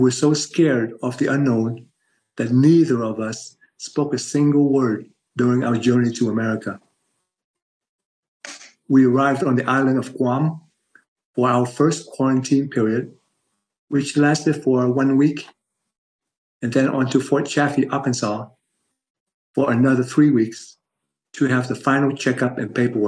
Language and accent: English; Ho Chi Minh City, Vietnam; moved away; I was born in Saigon, now known as Ho Chi Minh City, Vietnam